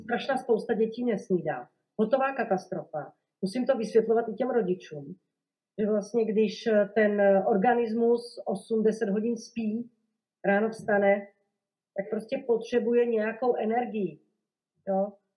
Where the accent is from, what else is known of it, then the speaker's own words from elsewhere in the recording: Košice, Košice Region, Slovakia; Czech is a second language; moved away as an adult; now in Prague, Czech Republic; Já vlastně nejsem Čech, já jsem rodilá Slovenka a jsem z Košic eh, na východním Slovensku. Je to teda druhé největší město na Slovensku. A tam jsem vlastně prožila celé dětství, mládí, Gimpl